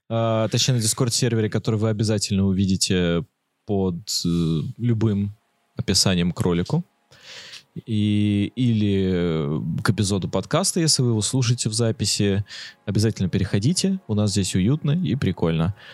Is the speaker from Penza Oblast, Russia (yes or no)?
no; Saint Petersburg, Russia; Я тоже из Санкт-Петербурга.